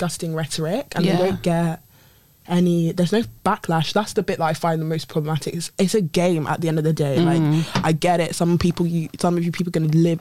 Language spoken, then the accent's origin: English; United Kingdom; also born or lived in Nigeria; I'm Nigerian and I'm British.